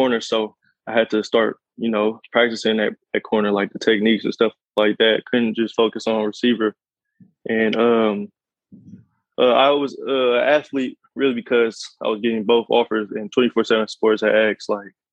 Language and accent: English; San Francisco, California, United States; moved away as an adult; also born or lived in Oakland, California / Hayward, California; now in Colorado, United States; But I just went to school in Hayward, but I was born and raised in San Francisco and Oakland